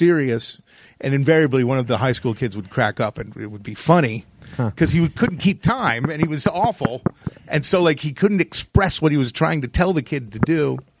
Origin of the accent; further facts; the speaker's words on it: Connecticut, United States; also born or lived in New Jersey; I grew up in Connecticut